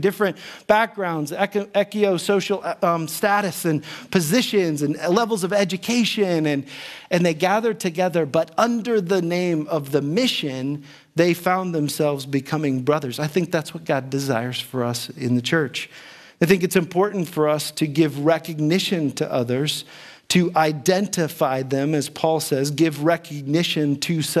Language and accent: English; Dayton, Ohio, United States; growing up in Dayton, Ohio